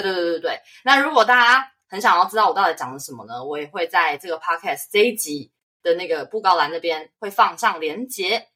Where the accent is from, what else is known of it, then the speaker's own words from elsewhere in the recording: Taiwan; moved away as an adult; also born or lived in United States; 我是台湾人，然后一向，就是很后来才去美国就是求学工作